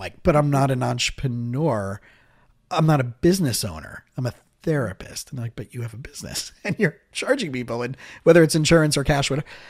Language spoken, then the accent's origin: English; South Florida, United States; also born or lived in Israel; I grew up here in South Florida